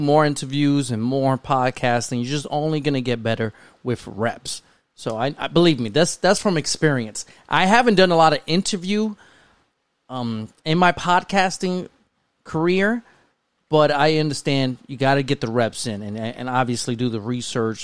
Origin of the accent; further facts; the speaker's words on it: New York City, New York, United States; I was one out of two Spanish families where I lived at in the Bronx